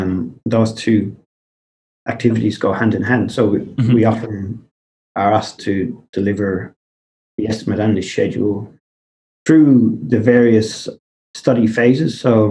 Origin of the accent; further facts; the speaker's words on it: Bunbury, Western Australia, Australia; now in Perth, Australia; It wasn't really difficult from the company's perspective because we grew up in the Southwest